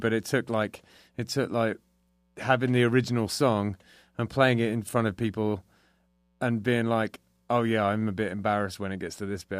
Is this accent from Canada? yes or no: no; England, United Kingdom; now in United States; I'm English